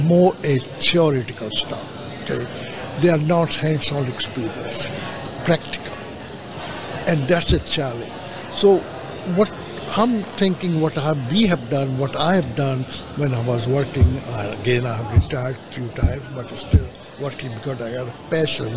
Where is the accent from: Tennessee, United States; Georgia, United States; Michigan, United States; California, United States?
Tennessee, United States; Nashville; my hometown, Nashville